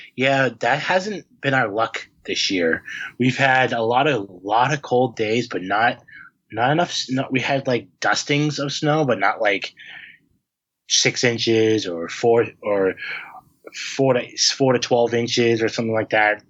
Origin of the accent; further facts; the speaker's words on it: Harvard, Massachusetts, United States; I'm from Massachusetts, I'm like I'm from Harvard, and I get a lot of like, oh, you you um from the the Harvard University? I'm like, no, I'm from the town.